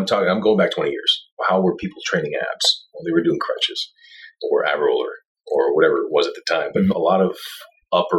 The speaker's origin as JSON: {"language": "English", "town": "Montreal", "region": "Quebec", "country": "Canada", "also_born_or_lived": "Tampa", "said": "I go back to Montreal. I'm from Montreal"}